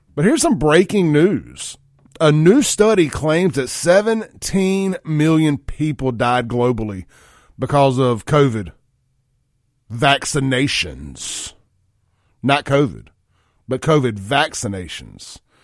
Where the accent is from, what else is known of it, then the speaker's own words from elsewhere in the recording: Mississippi, United States; I'm from Mississippi